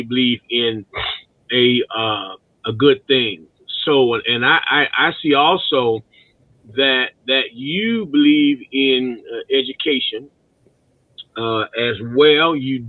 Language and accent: English; St. Louis, Missouri, United States; now in Prince George, Virginia, United States; Actually, I'm not from Virginia. I'm from St. Louis. But I've been in Virginia long enough to be from Virginia. I'm in Prince George, Virginia, but I pastor in Zuni, Virginia.